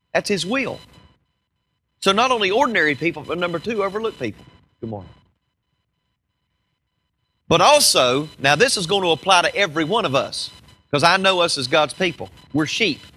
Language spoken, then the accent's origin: English; United States; I'm from America